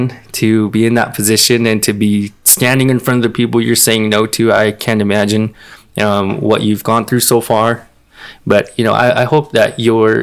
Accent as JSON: {"language": "English", "area": "Peña, Seaside", "region": "New Mexico", "country": "United States", "tie": "born or raised there", "said": "I grew up in Peña. I grew up in Seaside"}